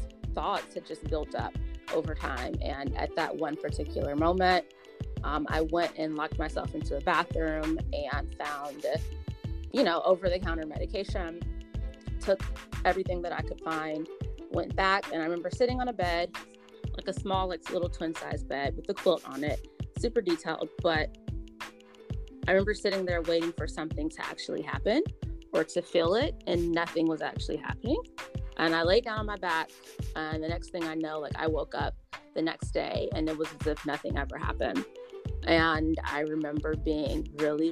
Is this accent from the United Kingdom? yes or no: no; Atlanta, Georgia, United States; I was born and raised in Atlanta, Georgia